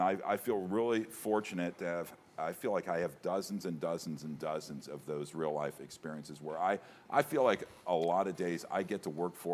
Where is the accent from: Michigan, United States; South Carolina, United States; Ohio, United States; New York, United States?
Ohio, United States; Cincinnati; Born and raised in Cincinnati